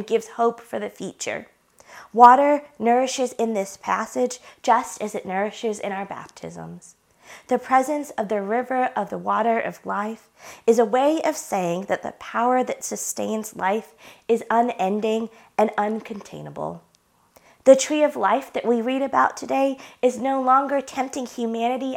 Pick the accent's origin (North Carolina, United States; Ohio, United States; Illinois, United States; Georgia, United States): North Carolina, United States; Blue Ridge Mountains; moved away; I cross the Virginia-North Carolina line and I begin to see the mountains that I grew up in.